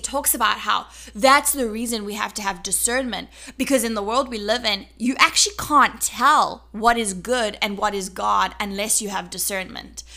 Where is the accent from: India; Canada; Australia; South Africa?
South Africa; accent: South African; now in United States; As a South African, I'm a South African citizen.